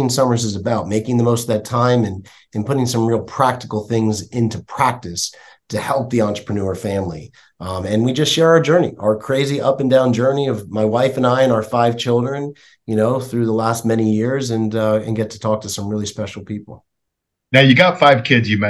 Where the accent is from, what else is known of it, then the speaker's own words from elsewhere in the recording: Florida, United States; I grew up in Florida